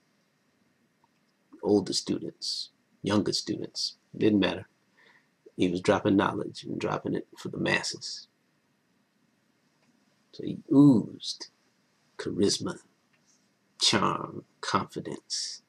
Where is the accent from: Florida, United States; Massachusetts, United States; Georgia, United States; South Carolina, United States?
South Carolina, United States; Elloree; I was from Ellery, South Carolina, in Calhoun County. Population 671